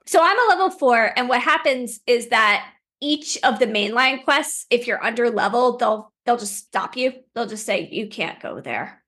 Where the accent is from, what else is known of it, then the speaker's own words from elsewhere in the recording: Plainsboro, New Jersey, United States; also born or lived in Princeton, New Jersey; I grew up in Plainsboro.